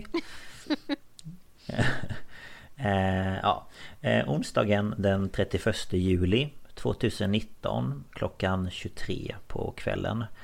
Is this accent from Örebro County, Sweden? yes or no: no; Markaryd, Kronoberg County, Sweden; born or raised there